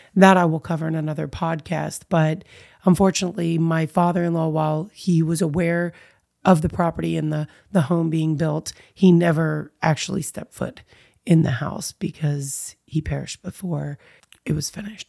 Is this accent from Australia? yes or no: no; United States; I am born and raised here in the United States